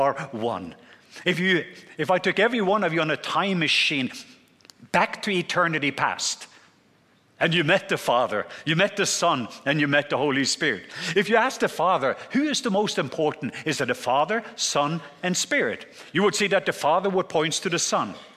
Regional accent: southwest Norway, Norway; accent: southern; I'm from the southwest part of Norway.

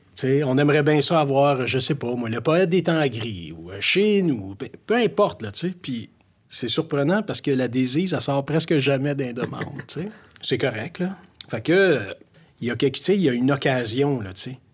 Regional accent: Montreal, Quebec, Canada; Oui, j'ai grandi à Montréal. J'ai passé ma vie à Montréal

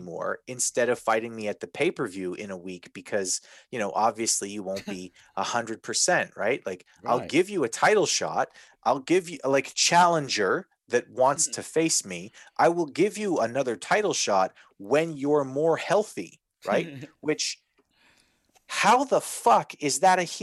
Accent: Winnipeg area, Manitoba, Canada; I'm not from Winnipeg, but I'm from Winnipeg.

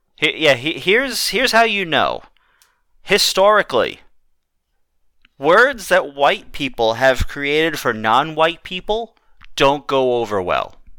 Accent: New York, United States; As a New Yorker

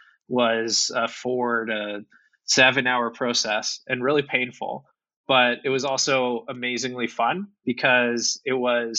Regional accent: Calgary, Alberta, Canada; I'm from Calgary

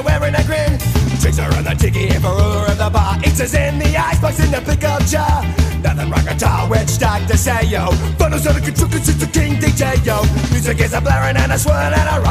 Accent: Chicago suburbs, Illinois, United States; being in the Chicago suburbs

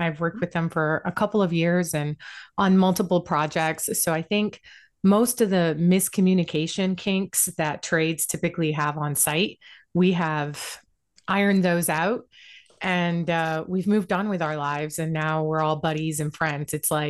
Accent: Puerto Rico; also born or lived in multiple islands; I'm American as well, but I was born in Puerto Rico.

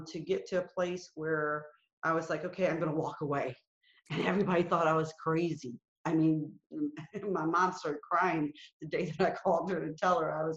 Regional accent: Alabama, United States; I was born in Alabama. I was born into segregation. I was a part of desegregation. I lived through Jim Crow

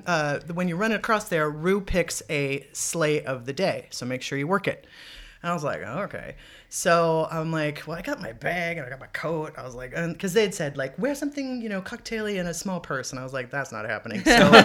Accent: Los Angeles, California, United States; Where are you from? Los Angeles, Marina Del Rey, blah, blah, blah. Local girl.

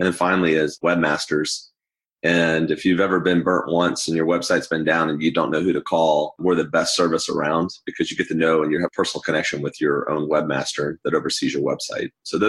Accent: Missouri, United States; also born or lived in Southern California; now in Atlanta, United States; For the last 20 years, I grew up in Missouri and Southern California, went to college in Ohio, but I'm pretty much native to Atlanta at this point.

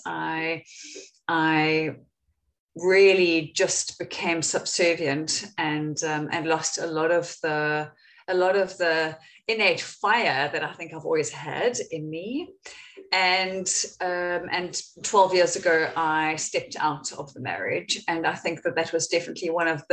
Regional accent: Windhoek, Khomas, Namibia; moved away as an adult; also born or lived in Cape Town, South Africa; I was born in Cape Town, even though I grew up in Namibia

